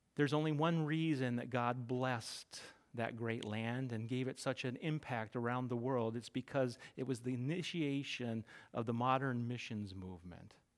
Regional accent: Middle America, Midwest, United States; moved away as an adult; now in New England, United States; I grew up in Middle America

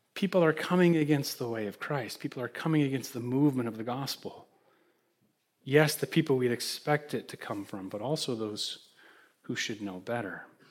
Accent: Holland, Michigan, United States; now in Greenwich, United States; I withdrew to my hometown, Holland, Michigan

